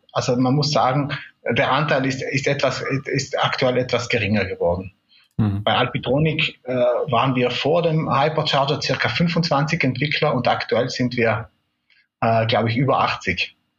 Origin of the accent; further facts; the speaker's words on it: South Tyrol, Trentino-Alto Adige, Italy; also born or lived in Munich; Ich äh, bin in Südtirol äh, geboren und aufgewachsen